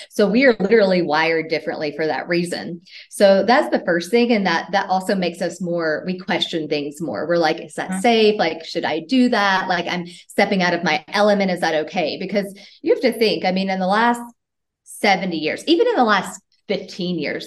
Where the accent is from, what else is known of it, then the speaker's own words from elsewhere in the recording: Tennessee, United States; moved away as an adult; I'm from Tennessee in the US. And um, I left, well, I started traveling when I was 19 years old from the US.